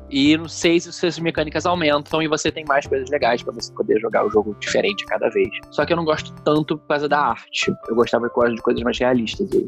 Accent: Rio de Janeiro, Brazil; accent: carioca; carioca. sotaque de carioca, mano.

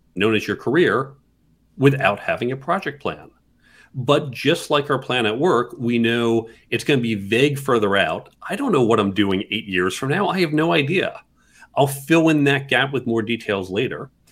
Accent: New York City, New York, United States; I come from New York City, live right in Midtown.

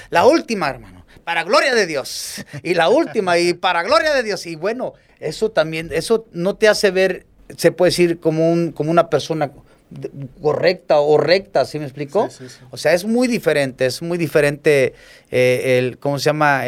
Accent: Acapulco, Guerrero, Mexico; crecí aquí en Acapulco

